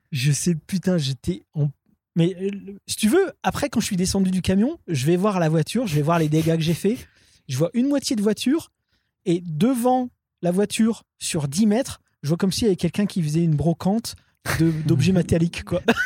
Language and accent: French; Roubaix, Hauts-de-France, France; j'étais de Roubaix